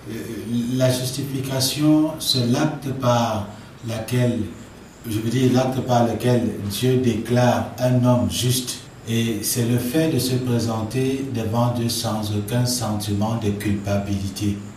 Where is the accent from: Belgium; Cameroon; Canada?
Cameroon; fondateur de l'Institut public Réma. Je suis camerounais